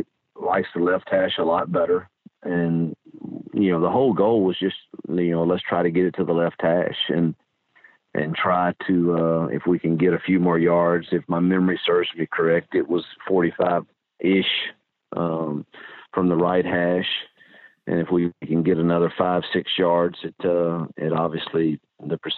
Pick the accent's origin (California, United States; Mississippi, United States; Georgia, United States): Mississippi, United States; moved away; my home state that I love and miss dearly